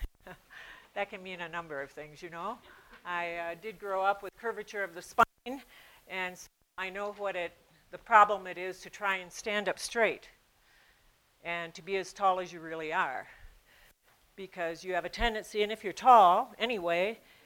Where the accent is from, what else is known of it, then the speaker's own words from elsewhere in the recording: United States; moved away as an adult; also born or lived in Peru; I'm an American woman